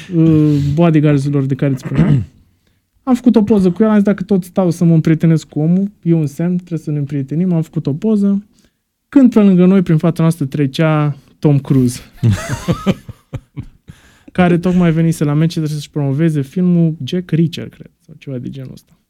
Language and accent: Romanian; Romania; eram din România